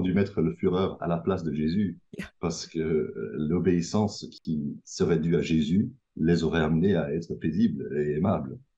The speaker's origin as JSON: {"language": "French", "country": "Belgium", "said": "je, viens de Belgique, je suis à Bruxelles actuellement"}